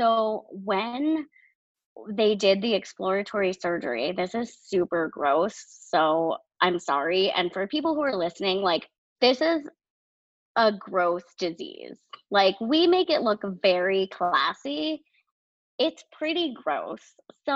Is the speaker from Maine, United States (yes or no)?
yes; Maine, United States; also born or lived in New Hampshire; we are from Maine